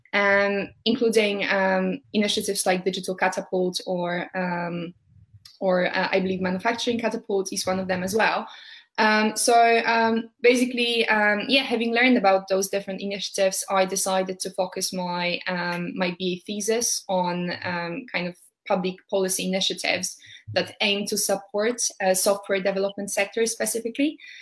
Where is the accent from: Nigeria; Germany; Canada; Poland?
Poland; Warsaw, Masovian Voivodeship; moved away as an adult; now in United Kingdom; I'm originally from Warsaw, but living in the UK for almost five years at the moment.